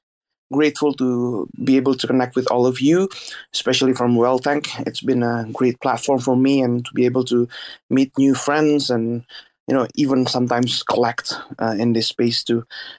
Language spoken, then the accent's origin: English; Indonesia; I'm from Indonesia.